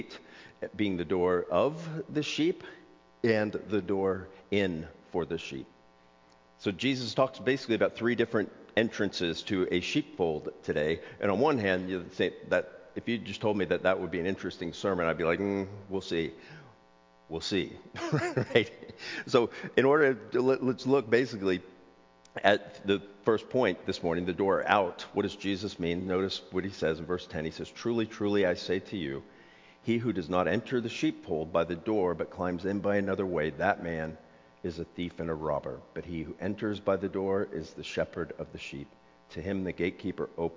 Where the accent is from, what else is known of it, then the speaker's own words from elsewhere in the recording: South Florida, United States; now in Pacific Northwest, United States; I grew up in South Florida